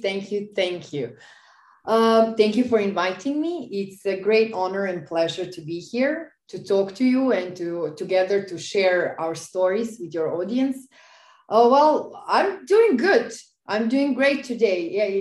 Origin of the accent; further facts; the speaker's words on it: Serbia; I was doing a bit of modeling, bit of journalism on a local level in my hometown and a bit in Belgrade because I come from another town in Serbia. Mm-hmm. So it's a smaller town.